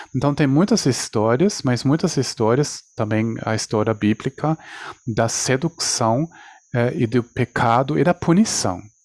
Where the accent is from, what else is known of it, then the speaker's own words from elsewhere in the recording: Germany; now in Brazil; a minha concepção apareceu, aconteceu na Espanha, nasci na Alemanha, agora estou no Brasil